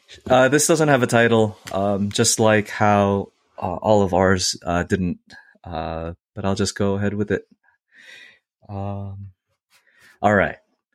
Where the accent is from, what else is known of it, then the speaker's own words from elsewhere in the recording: Northeast, United States; I came from the Northeast, and I feel like you would never run into a coyote in New York.